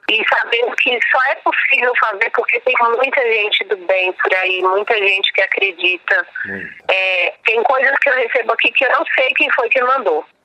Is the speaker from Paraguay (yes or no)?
no; São Paulo, Brazil; Eu nasci aqui em Paraisópolis